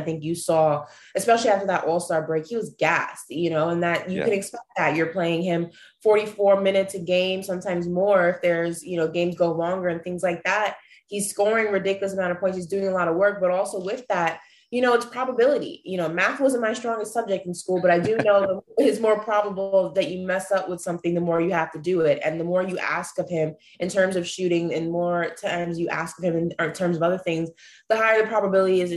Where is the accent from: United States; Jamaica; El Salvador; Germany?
United States; New York; I was born and raised in New York